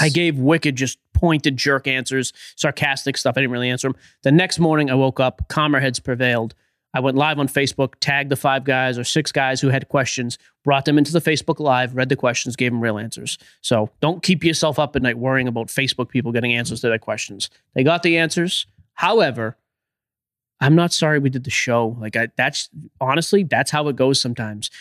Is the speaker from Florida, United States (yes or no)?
no; Boston, Massachusetts, United States; I'm from Boston